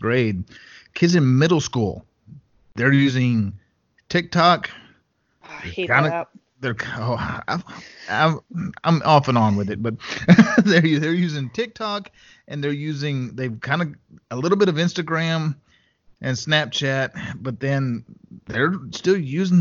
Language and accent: English; West Texas, United States; I grew up out in West Texas, in a small town in West Texas